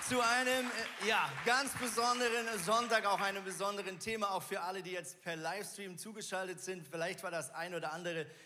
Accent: Switzerland; born there; ich bin ja Schweizer gebürtig

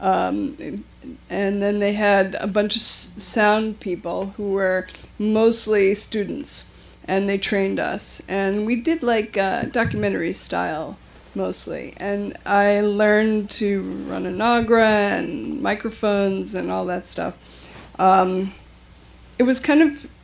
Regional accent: New York, United States; also born or lived in Madison, Wisconsin; as a child, I grew up in New York

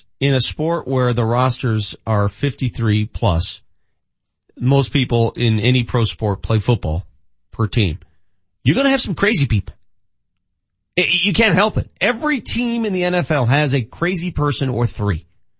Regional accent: Denver, Colorado, United States; That's what it was like for me. Growing up in North Denver.

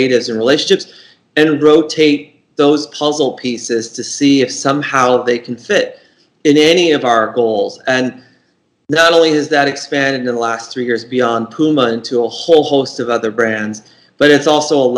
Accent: outside of Boston, Massachusetts, United States; my hometown outside of Boston

